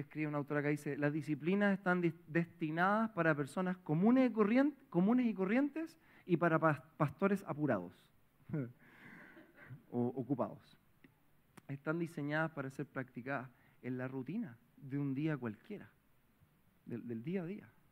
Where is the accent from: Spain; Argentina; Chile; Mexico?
Chile; Providencia, Santiago Metropolitan Region; Yo vengo de Providencia toda la vida